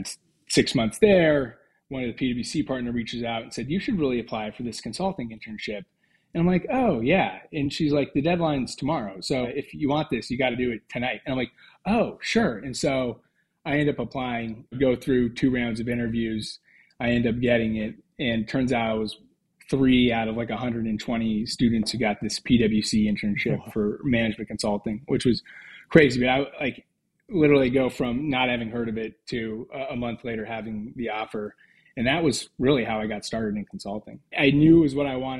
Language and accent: English; Cheney, Washington, United States; moved away as an adult; also born or lived in Seattle, Washington; now in Melbourne, Australia; Cheney is the small town suburb that I grew up